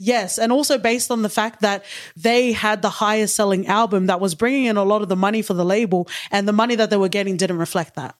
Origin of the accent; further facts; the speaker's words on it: Sydney, New South Wales, Australia; I grew up in Western Sydney, which is very multicultural.